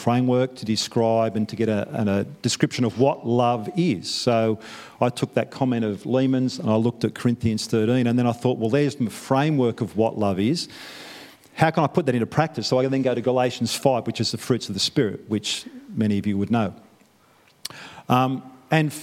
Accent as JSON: {"language": "English", "town": "Newcastle", "region": "New South Wales", "country": "Australia", "moved": "as an adult", "lives_now": "New Zealand", "said": "I'm from Newcastle"}